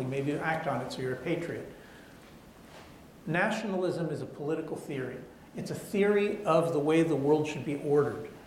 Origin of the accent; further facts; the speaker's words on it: Israel; English is a second language; I'm from Israel.